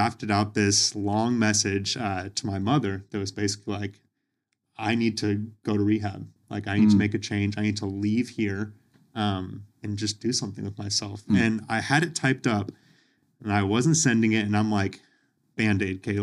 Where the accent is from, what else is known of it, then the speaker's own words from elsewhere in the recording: Overland Park, Kansas, United States; I grew up in Overland Park, went to school out there and everything